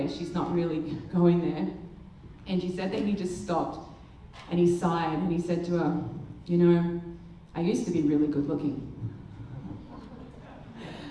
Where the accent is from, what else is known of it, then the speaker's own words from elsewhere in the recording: Australia; we're Australia